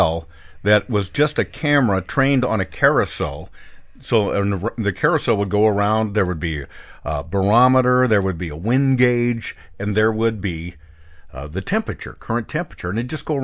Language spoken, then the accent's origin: English; Bend, Oregon, United States; When I was a kid in my hometown of Bend, Oregon